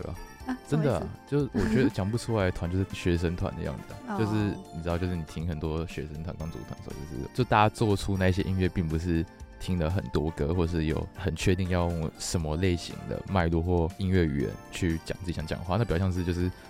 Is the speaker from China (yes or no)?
no; Tainan, Taiwan; moved away as an adult; now in Taipei, Taiwan; 其实我插个话，我刚来政大的时候，就我刚来台北念书，就我台南人。